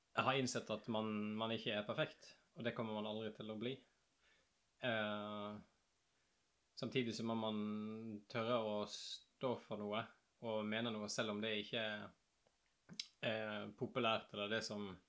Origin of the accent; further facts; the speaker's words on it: Askøy, Vestland, Norway; moved away; also born or lived in Bergen; Jeg er riktignok født på sykehuset i Haukeland i Bergen, men jeg vokste opp på Askøy